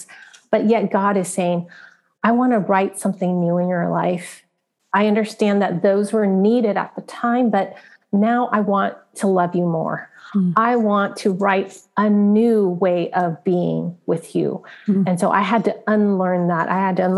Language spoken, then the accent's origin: English; San Francisco, California, United States; I was born in San Francisco, Chinatown